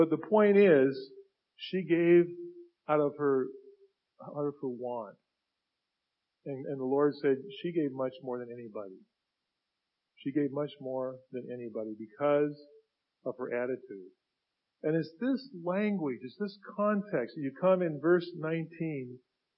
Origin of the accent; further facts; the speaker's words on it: United States; I grew up in Finney Ridge area, okay? Where I still live.